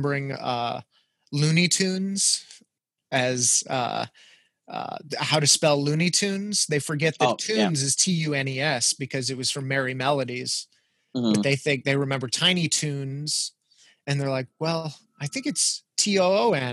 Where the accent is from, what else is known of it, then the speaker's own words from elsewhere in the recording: El Paso, Texas, United States; moved away; I grew up in El Paso, Texas